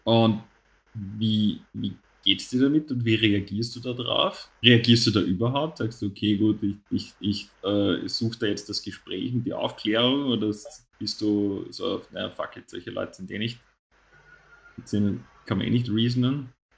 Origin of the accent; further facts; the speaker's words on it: Netherlands; now in Austria; als Niederländer in Österreich